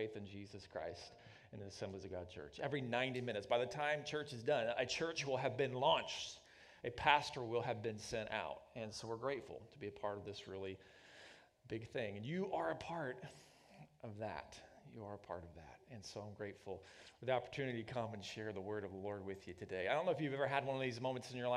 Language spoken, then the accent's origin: English; Oklahoma, United States; moved away as an adult; also born or lived in Missouri / Northeast Ohio; We're both from the lower Midwest. I'm from Oklahoma